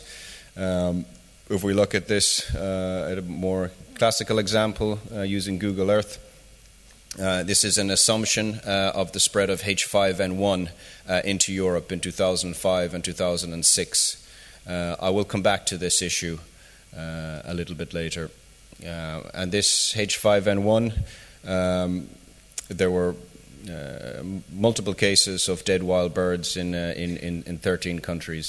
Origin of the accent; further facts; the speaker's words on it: Ireland; moved away; I'm from Ireland myself initially